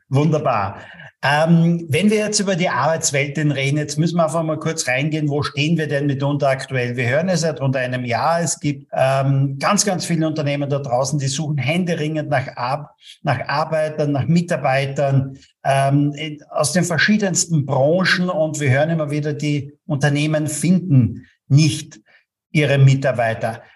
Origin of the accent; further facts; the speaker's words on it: Austria; bei uns in Österreich